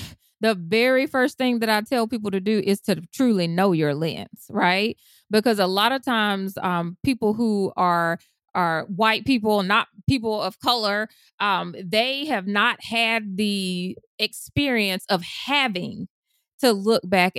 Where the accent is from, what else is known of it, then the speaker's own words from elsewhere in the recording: Deep South, United States; I was raised in the Deep South as a Black woman.